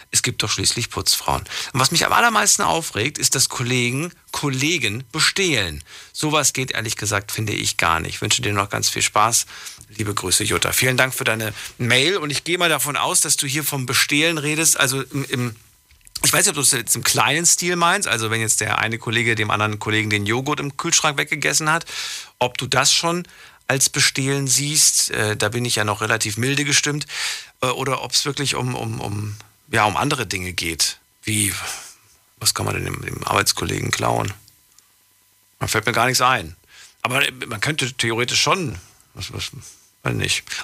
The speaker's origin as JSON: {"language": "German", "town": "St. Ingbert", "region": "Saarland", "country": "Germany", "said": "aus St. Ingbert."}